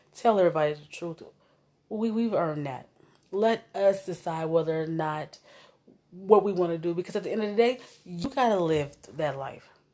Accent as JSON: {"language": "English", "town": "Omaha", "region": "Nebraska", "country": "United States", "tie": "born or raised there", "said": "I came from North Omaha"}